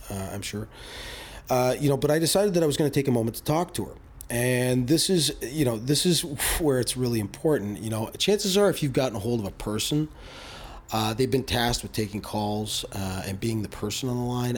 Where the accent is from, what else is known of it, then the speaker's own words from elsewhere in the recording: Canada; as Canadian citizens